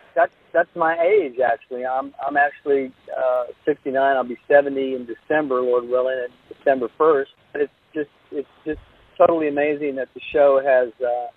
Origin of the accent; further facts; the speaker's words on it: Louisiana, United States; moved away; I was Cajun boy from Louisiana